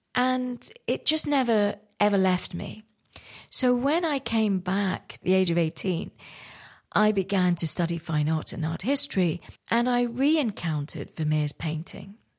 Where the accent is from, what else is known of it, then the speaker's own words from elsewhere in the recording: Santiniketan, West Bengal, India; moved away; I was born in India, in West Bengal, in a place called Shanthaniketan